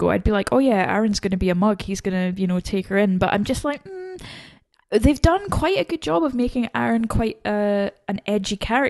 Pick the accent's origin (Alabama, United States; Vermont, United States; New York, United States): Vermont, United States; Like, I'm from Vermont, no one cares.